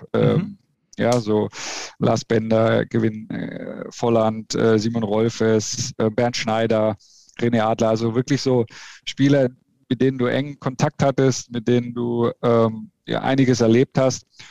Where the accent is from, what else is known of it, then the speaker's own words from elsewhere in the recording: Bamberg, Bavaria, Germany; moved away as an adult; also born or lived in Lichtenfels; now in Leverkusen, Germany; ich bin in Bamberg aufgewachsen